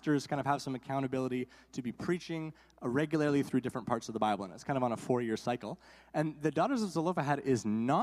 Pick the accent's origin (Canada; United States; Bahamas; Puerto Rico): Canada; Guelph, Ontario; I grew up in Guelph, Ontario